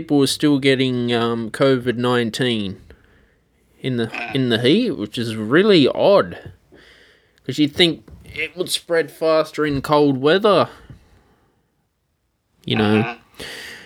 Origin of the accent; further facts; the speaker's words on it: Australia; I'm Australian